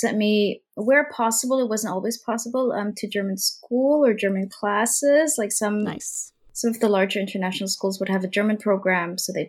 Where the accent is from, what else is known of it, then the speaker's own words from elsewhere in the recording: Laos; And I think growing up in Laos for the longest period, you know, it was, you know, a communist Southeast Asian country.